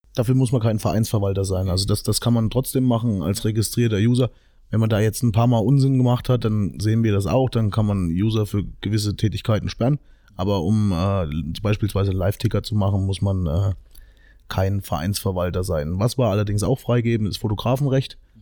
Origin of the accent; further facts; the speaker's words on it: Meiningen, Thuringia, Germany; ich bin aus Meining